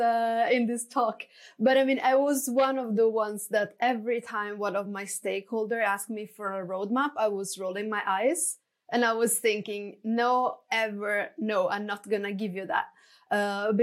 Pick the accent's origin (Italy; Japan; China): Italy; moved away as an adult; now in Stockholm, Sweden; I'm originally from Italy, but I've been working and based in Stockholm for the past 12 years.